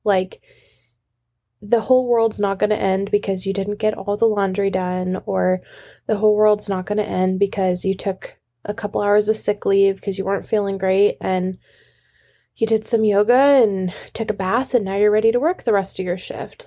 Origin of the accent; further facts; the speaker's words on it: Washington, United States; I'm from Washington. We don't do umbrellas